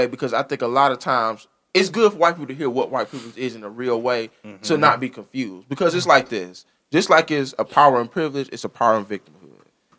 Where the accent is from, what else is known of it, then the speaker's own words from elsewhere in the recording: Taylor, Michigan, United States; I came from Taylor, Michigan, and I know I went to work.